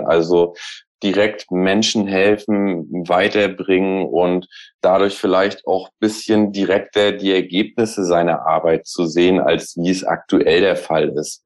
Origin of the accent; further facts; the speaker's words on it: Rostock, Mecklenburg-Vorpommern, Germany; now in Hamburg, Germany; Aus dem Norden auch, mhm. mhm. also aus Rostock